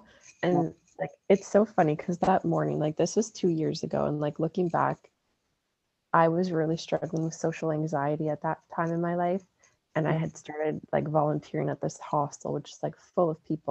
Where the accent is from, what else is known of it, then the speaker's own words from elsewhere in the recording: Sudbury, Ontario, Canada; I'm from Sudbury, Ontario